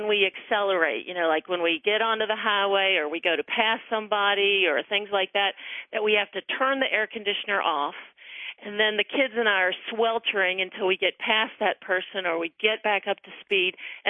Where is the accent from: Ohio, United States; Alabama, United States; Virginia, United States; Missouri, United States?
Virginia, United States; moved away as an adult; now in Albany, United States; I'm originally from Virginia.